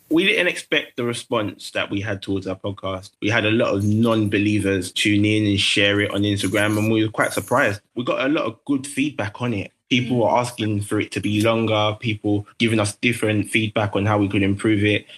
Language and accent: English; London, United Kingdom; I grew up in Tower Hamlets